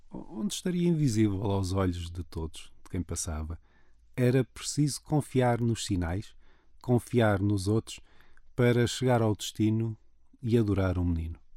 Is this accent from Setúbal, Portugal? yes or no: no; Madeira, Portugal; O meu Natal também é o Natal da Madeira, onde nasci.